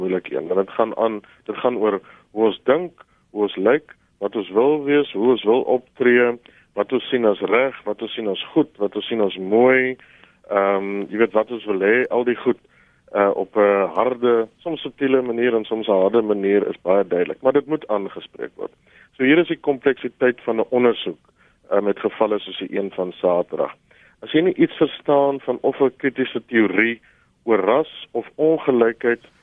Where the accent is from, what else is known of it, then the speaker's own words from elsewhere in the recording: South Africa; ons swart Suid-Afrikaners